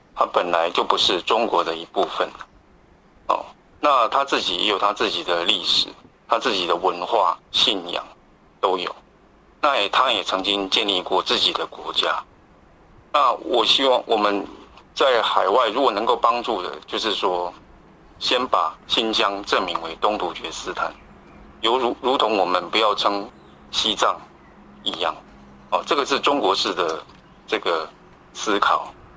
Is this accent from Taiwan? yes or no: yes; Taiwan; 我们台湾这边